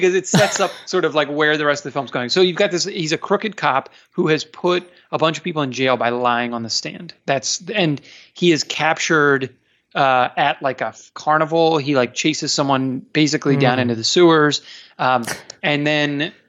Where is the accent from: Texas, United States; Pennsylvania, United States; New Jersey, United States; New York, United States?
Pennsylvania, United States; outside Philadelphia; I grew up outside Philadelphia